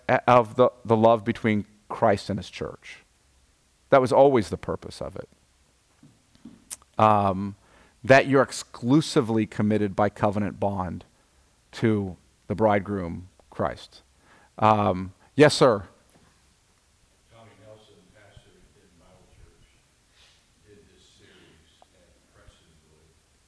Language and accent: English; United States; as an American